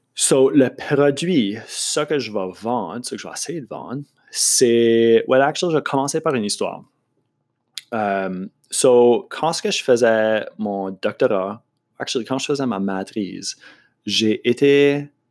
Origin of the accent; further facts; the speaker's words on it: Moncton, New Brunswick, Canada; accent: Acadian French; also born or lived in Montreal; Je, viens de Moncton. Euh, je suis acadien, comme tu as, pu deviner de mon accent